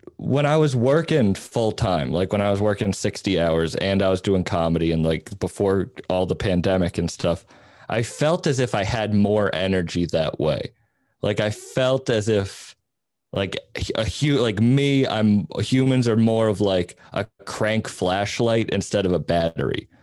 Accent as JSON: {"language": "English", "area": "Cape Cod", "region": "Massachusetts", "country": "United States", "tie": "born or raised there", "moved": "yes", "said": "I grew up on Cape Cod"}